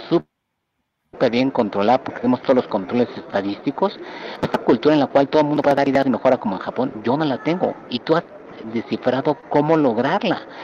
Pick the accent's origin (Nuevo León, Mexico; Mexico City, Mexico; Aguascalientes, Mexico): Mexico City, Mexico; moved away as an adult; also born or lived in Berkeley, California, United States / Japan; yo nací en la Ciudad de México, de ascendencia japonesa